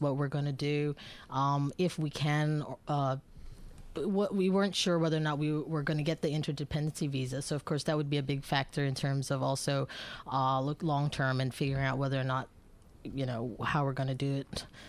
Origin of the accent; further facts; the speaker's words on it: Bangkok, Thailand; moved away as an adult; also born or lived in Philippines / United States; now in Melbourne, Australia; my parents are both Filipinos, so I'm originally from the Philippines, but I was actually born and raised in Bangkok